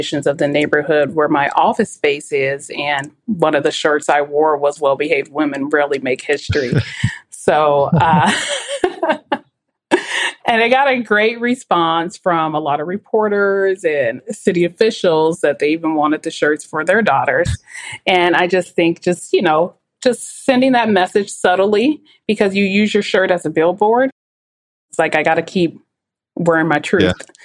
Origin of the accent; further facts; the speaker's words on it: Portland, Oregon, United States; I grew up in the Albina district, which was rich in culture and diversity